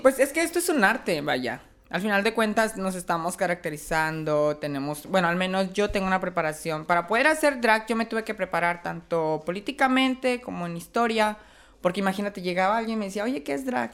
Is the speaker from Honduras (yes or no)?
no; Chiapas, Mexico; now in Tijuana, Mexico; Yo soy de Chiapas, pero ya tengo aquí 12 años viviendo.